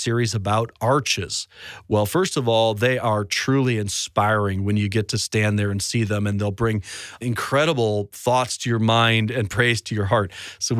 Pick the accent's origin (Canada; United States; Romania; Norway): United States; Chicago, Illinois; my hometown of Chicago